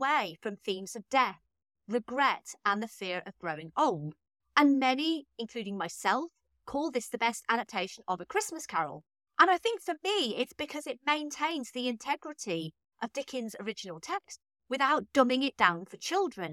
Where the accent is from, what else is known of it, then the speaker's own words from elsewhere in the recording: United Kingdom; As a British lover of this movie